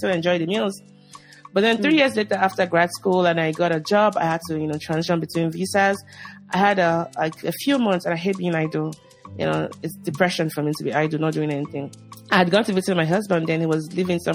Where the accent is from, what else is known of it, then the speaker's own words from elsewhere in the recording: Lagos, Nigeria; moved away as an adult; now in United States; So growing up in Lagos, I grew up in Lagos, Nigeria.